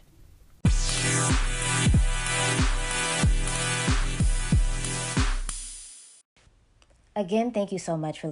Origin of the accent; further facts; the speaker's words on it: Sarasota, Florida, United States; growing up in the South, growing up in Sarasota, a very conservative area